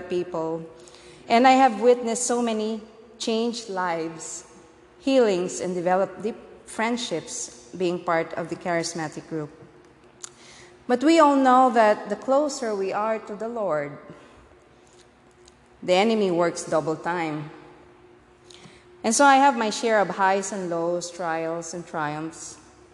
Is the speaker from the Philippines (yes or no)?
yes; Philippines; moved away; born and raised in the Philippines.